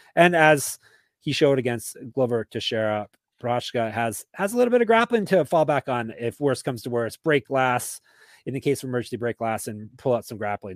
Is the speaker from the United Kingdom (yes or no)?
no; Canada; I'm Canadian.